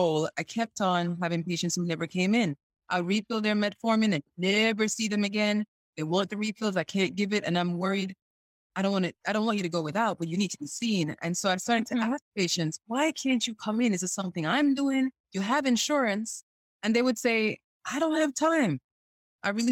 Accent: Jamaica; also born or lived in Chicago; now in North Carolina, United States; I'm a Jamaican who moved to the U.S.

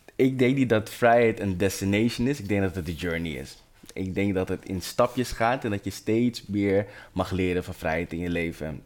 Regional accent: Amsterdam, North Holland, Netherlands; Ik ben opgegroeid in Amsterdam Zuidoost, de Belmer

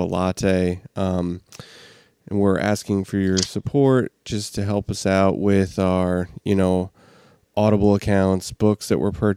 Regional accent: New Jersey, United States; I'm just from New Jersey.

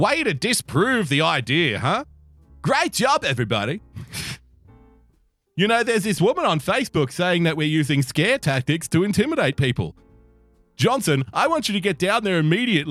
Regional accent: Australia; I'm an Australian

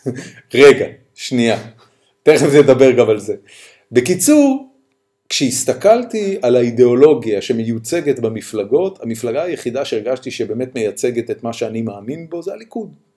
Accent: Haifa, Haifa District, Israel; אני ואתה גדלנו בחיפה

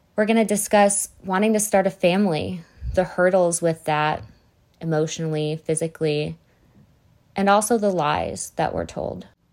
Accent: Northwest suburbs of Illinois, United States; also born or lived in Arizona; I grew up in the Northwest suburbs of Illinois.

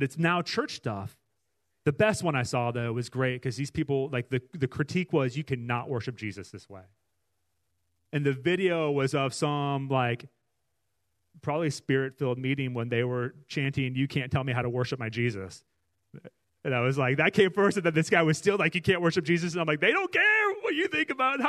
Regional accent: Iowa City, Iowa, United States; we grew up in Iowa. We grew up close to the University of Iowa campus

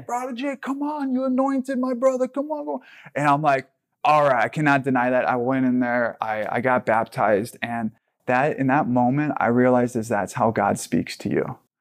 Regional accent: Hawaii, United States; I grew up in Hawaii

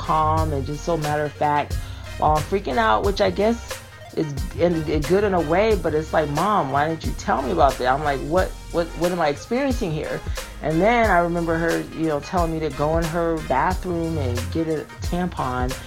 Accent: Connecticut, United States; now in Georgia, United States; I'm from Connecticut. I'm living in Georgia now, but I was born and raised in Connecticut

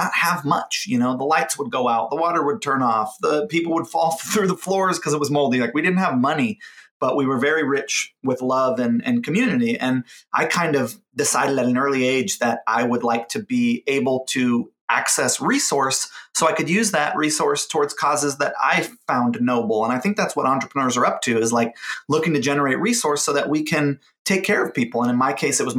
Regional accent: Hawaii, United States; I grew up in Hawaii, and Hawaii has a very strong Japanese influence.

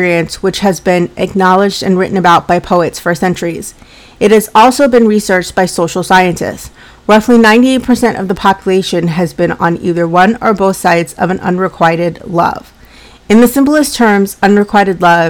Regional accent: Colorado, United States; now in Massachusetts, United States; I'm from Colorado, but I live in Massachusetts

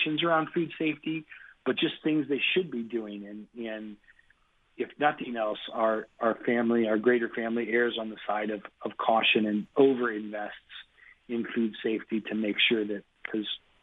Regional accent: Cincinnati, Ohio, United States; I'm a Cincinnati kid, so I did my growing up in Cincinnati

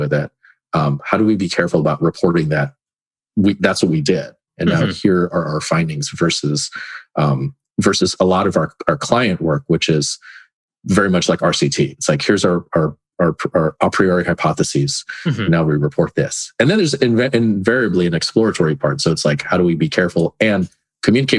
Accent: California, United States; moved away as an adult; also born or lived in Philippines / North Carolina; originally I'm from California, and then before that, the Philippines. And I take it for granted how many Filipinos there were in California

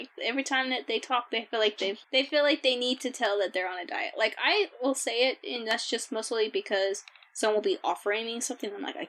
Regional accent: Georgia, United States; moved away; I grew up in Georgia.

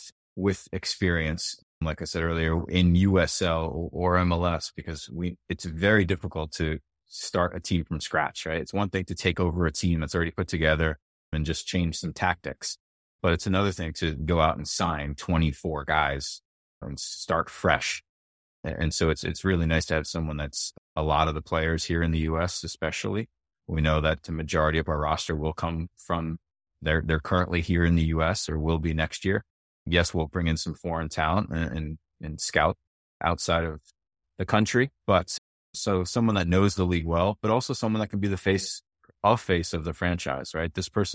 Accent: Rhode Island, United States; growing up around Rhode Island, football's big, right?

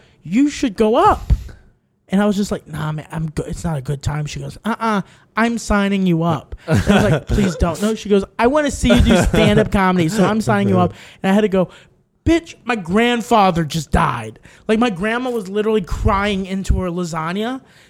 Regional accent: Texas, United States; born or raised there; moved away

